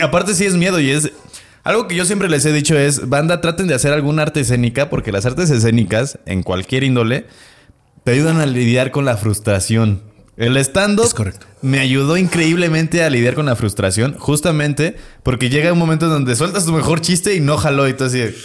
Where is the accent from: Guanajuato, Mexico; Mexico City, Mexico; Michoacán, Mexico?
Guanajuato, Mexico; Celaya; yo soy de Celaya